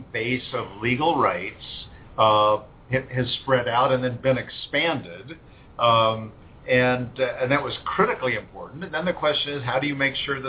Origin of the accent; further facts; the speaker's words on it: Southern California, United States; I grew up in Southern California